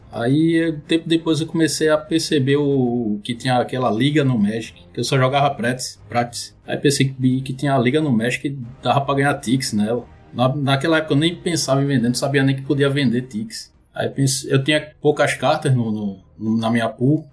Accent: Recife, Pernambuco, Brazil; sou de Recife

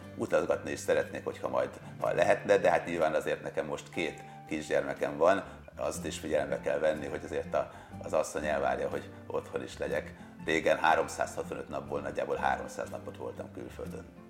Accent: Sopron, Győr-Moson-Sopron, Hungary; moved away as an adult; now in Budapest, Hungary; Sopronból, Beri Soproni gyerek vagyok

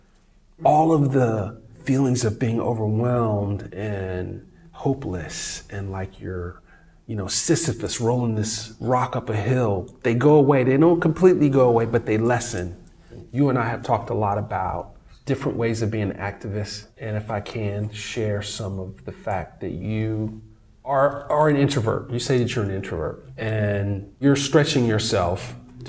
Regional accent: Atlanta, Georgia, United States; when I grew up in Atlanta

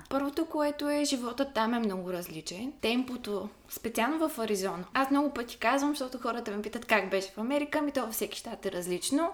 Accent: Ruse, Ruse Province, Bulgaria; moved away as an adult; now in Varna, Bulgaria; От Русе съм. В момента уча във Варна

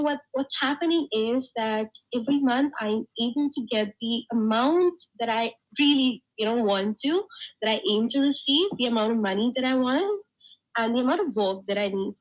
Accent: India; I am from India, and I have been working

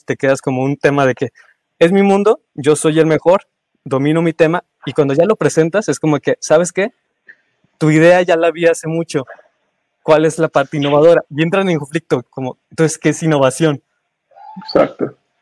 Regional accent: Mexico; como buen mexicano

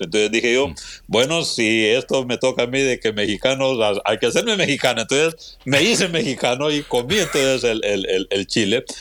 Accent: Honduras; moved away as an adult; also born or lived in Guatemala City, Guatemala / Indianapolis, United States; now in Texas, United States; soy hondureño de, nacimiento

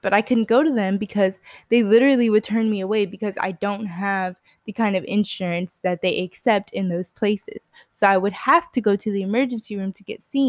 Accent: Texas, United States; But I grew up in Central Texas, so I actually grew up around one of the best orthopedic hospitals to be around if you do have an orthopedic issue, which is Scott and White Hospital.

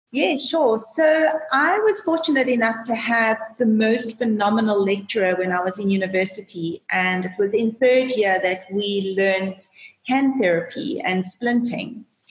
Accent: South Africa; also born or lived in Johannesburg, South Africa / London, United Kingdom; being South African

